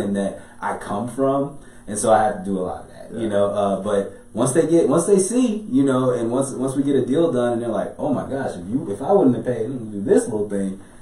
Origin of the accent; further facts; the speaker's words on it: Chicago, Illinois, United States; I'm from Chicago